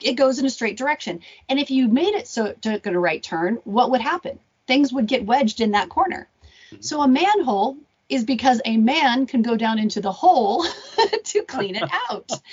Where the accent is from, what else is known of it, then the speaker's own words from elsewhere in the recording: Arizona, United States; I grew up in Arizona